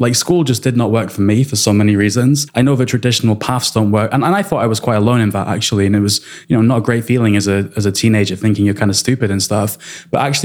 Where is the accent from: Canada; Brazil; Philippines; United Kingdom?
United Kingdom; Wales; first language English; also born or lived in England; now in London, United Kingdom; I was born in England to English parents. But then when I was a baby almost, we moved to Wales where they teach you Welsh in school.